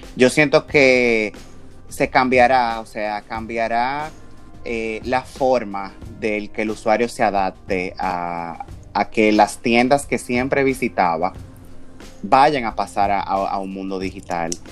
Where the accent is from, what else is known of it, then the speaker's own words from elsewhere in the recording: Dominican Republic; como dominicano